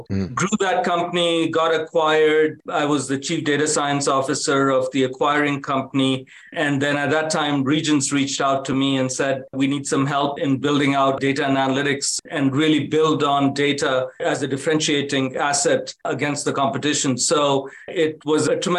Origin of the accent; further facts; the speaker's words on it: India; moved away as an adult; also born or lived in Africa / Kanpur, India; now in United States; I grew up in India and Africa